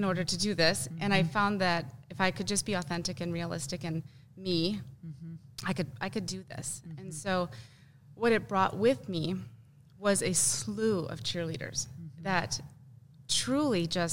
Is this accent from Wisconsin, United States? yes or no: yes; Wisconsin, United States; moved away as an adult; I grew up in Wisconsin